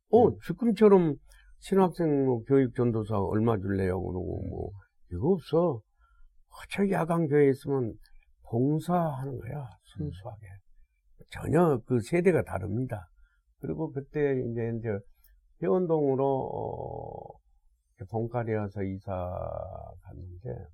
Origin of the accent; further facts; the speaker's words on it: Haenam, South Jeolla, South Korea; now in Seoul, South Korea; 나는 해남이고